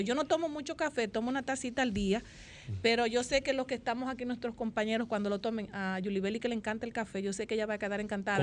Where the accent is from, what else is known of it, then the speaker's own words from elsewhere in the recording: Dominican Republic; uno como dominicano